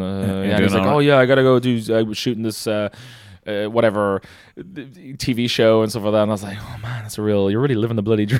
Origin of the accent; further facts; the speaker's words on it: Celbridge, Leinster, Ireland; also born or lived in Dublin; grew up from Kildare.